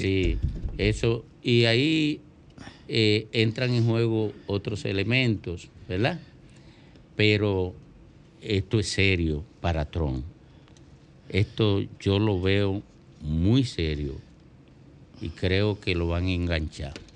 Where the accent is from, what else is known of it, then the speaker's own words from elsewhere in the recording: Miches, El Seibo, Dominican Republic; hoy se celebra el patrón de Miches, el patrón de San Antonio, mi pueblo natal